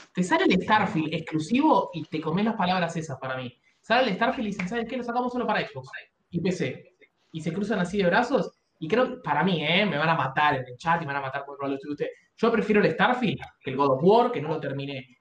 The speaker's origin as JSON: {"language": "Spanish", "country": "Argentina"}